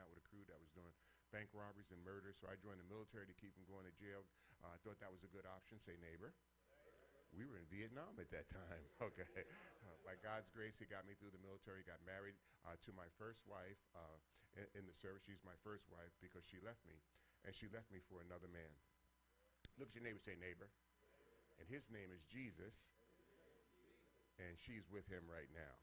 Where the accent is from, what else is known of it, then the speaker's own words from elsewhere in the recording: New York City, New York, United States; Born and raised in New York City, grew up in a very dysfunctional family